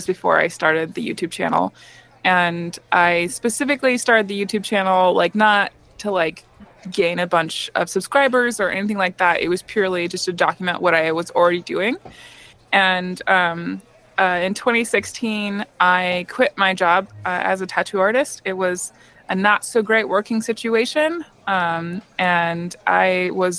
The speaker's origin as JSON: {"language": "English", "region": "Montana", "country": "United States", "moved": "yes", "lives_now": "Portland, United States", "said": "I'm from Montana."}